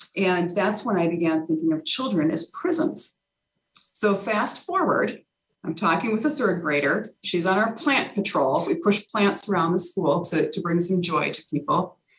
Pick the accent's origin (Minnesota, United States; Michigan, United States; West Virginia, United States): Minnesota, United States; Carver; downtown Carver, which is uh, my hometown